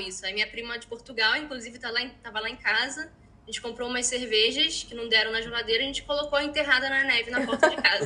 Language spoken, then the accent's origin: Portuguese; Rio de Janeiro, Brazil; moved away as an adult; now in Iceland; eu sou carioca